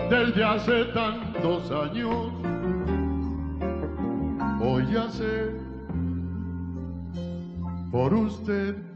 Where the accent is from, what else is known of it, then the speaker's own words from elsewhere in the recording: Mendoza, Argentina; Soy de Mendoza, Argentina.